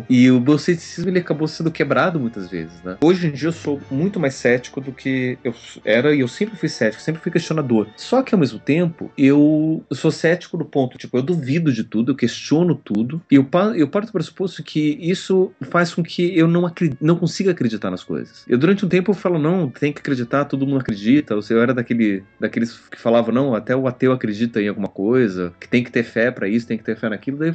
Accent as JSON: {"language": "Portuguese", "region": "São Paulo", "country": "Brazil", "moved": "as an adult", "lives_now": "Curitiba, Brazil", "said": "Porque daí eu saí de São Paulo, a comunidade onde eu participava, eu tive que me mudar, eu vim para Curitiba, não encontrei uma comunidade aqui que me agradou."}